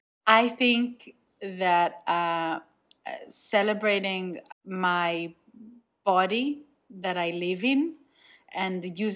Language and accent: English; Nigeria; now in Israel; Second of all, I grew up in Nigeria, but I feel like Israel is like the main part of my identity.